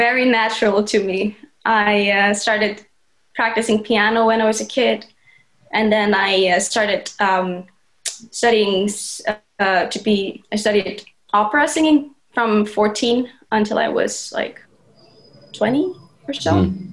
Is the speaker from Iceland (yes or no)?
yes; Iceland; moved away as an adult; also born or lived in Chico, California / Los Angeles; But most of my childhood, I was raised in Iceland